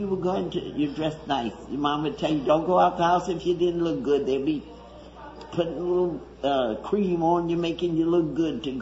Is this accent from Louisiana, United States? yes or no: yes; Madisonville, Louisiana, United States; also born or lived in New Orleans; I was born in New Orleans. Then I was brought up for 12 years across the lake in Madisonville. Then I came here to go to high school when I was 12 years